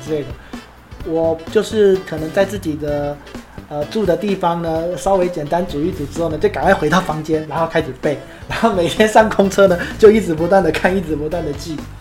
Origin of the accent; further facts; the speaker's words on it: Taiwan; moved away as an adult; also born or lived in Panama; 我们是台湾人